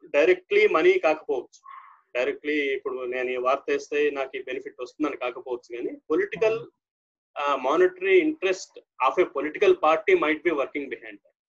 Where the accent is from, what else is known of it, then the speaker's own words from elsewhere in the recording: Ponduru, Andhra Pradesh, India; moved away as an adult; also born or lived in Hiramandalam / Chodavaram / S. Kota / Palakonda; మాది శ్రీకాకుళం అండి శ్రీకాకుళం జిల్లా పొందూరులో పుట్టాను నేను